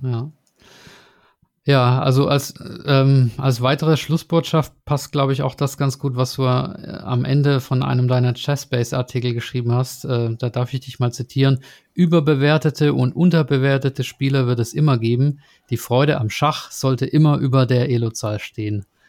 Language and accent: German; Swabia, Baden-Württemberg, Germany; moved away; ins Schwabenland, meine alte Heimat